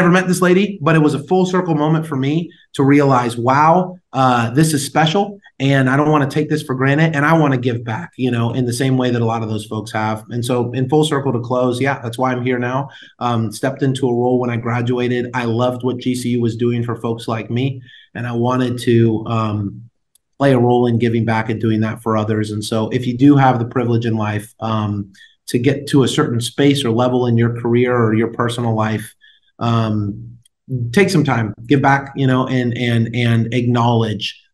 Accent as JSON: {"language": "English", "town": "San Diego", "region": "California", "country": "United States", "tie": "born or raised there", "also_born_or_lived": "Washington, D.C.", "moved": "as an adult", "lives_now": "Arizona, United States", "said": "I'm adopted, so that's why I grew up in San Diego"}